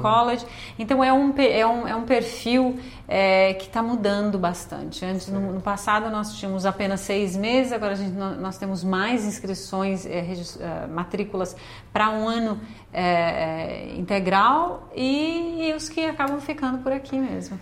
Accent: Brazil; moved away as an adult; now in Canada

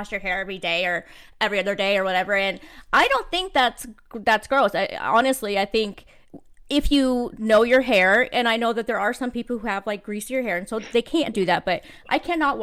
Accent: California, United States; now in Las Vegas, United States; I was born in California. I live in Las Vegas

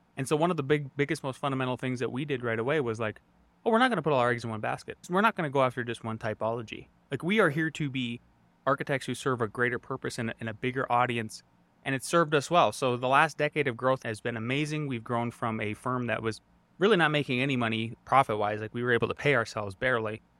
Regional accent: Northwest North Dakota, United States; moved away as an adult; also born or lived in Montana / Idaho; now in Colorado, United States; I grew up in Northwest North Dakota

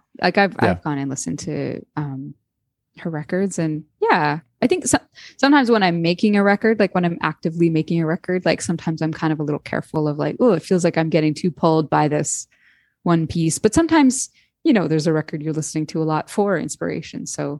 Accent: Canada; We're both from Canada.

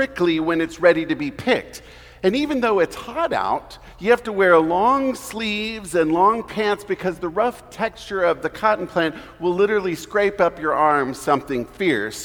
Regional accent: Houston, Texas, United States; moved away; I am originally from Houston

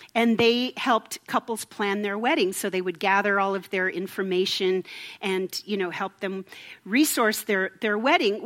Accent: Minnesota, United States; moved away; I'm from Minnesota

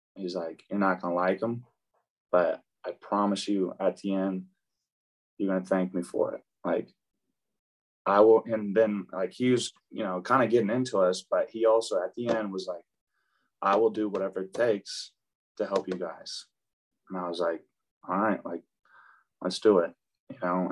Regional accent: Tulsa, Oklahoma, United States; born or raised there; also born or lived in Dallas, Texas

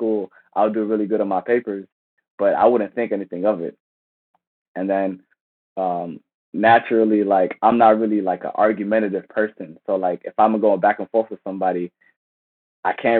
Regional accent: Silver Spring, Maryland, United States; Silver Spring, Maryland, my hometown.

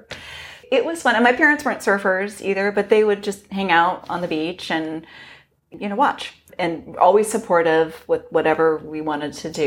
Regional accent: Los Gatos, California, United States; I grew up in Los Gatos, which is relatively close to Santa Cruz.

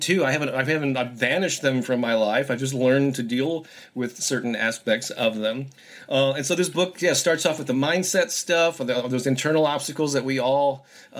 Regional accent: St. Louis, Missouri, United States; I published a music newspaper here in my hometown of St. Louis

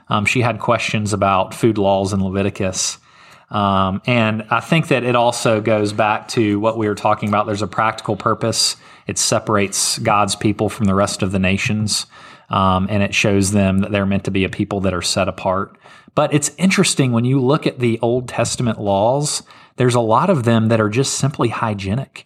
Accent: Memphis, Tennessee, United States; I'm from Memphis, Tennessee

